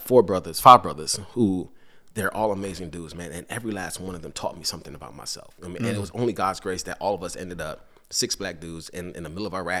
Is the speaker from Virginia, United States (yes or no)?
yes; Henrico, Virginia, United States; So growing up in Henrico and then I moved to the city, probably around 2014 or 2015.